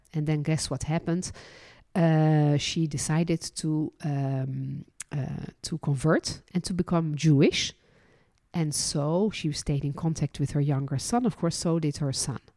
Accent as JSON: {"language": "English", "country": "Netherlands", "tie": "born or raised there", "also_born_or_lived": "France", "moved": "yes", "lives_now": "Israel", "said": "And I was born in Holland. then lived and worked as a licensed tour guide in France and ended my journey living and working in Israel."}